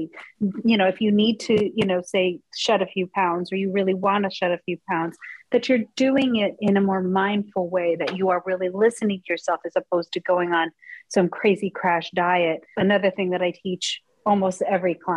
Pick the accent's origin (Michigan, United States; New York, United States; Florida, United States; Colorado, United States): Colorado, United States; I grew up in Colorado